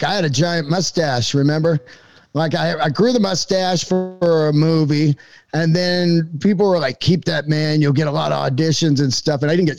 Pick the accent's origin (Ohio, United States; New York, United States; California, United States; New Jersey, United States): California, United States; San Francisco; You know, I grew up in San Francisco, and comedy was massive there in the 80s.